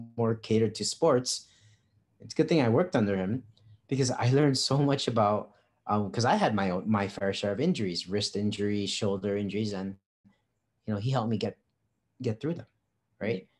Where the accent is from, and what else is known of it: Guam; moved away as an adult; now in Philippines